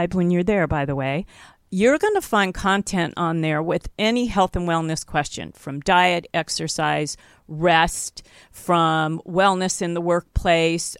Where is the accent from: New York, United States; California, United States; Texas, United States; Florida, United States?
California, United States; I'm a California girl, too. I grew up here by the beach